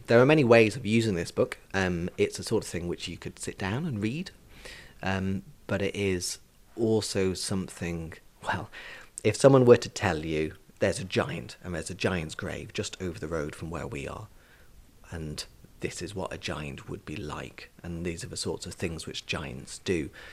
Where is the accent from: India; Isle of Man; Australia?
Isle of Man; I grew up in Glenmona in Mackle